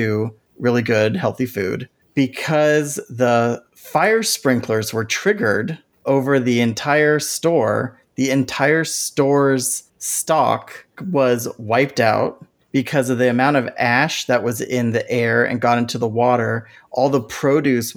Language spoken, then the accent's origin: English; Santa Clara County, California, United States; I grew up in Santa Clara County